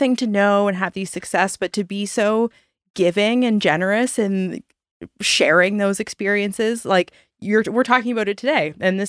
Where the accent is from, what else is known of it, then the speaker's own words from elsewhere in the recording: Annapolis Valley, Nova Scotia, Canada; I grew up in the Annapolis Valley.